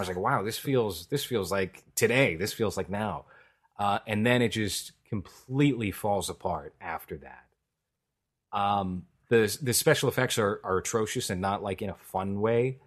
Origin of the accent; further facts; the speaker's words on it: New York, United States; as a New Yorker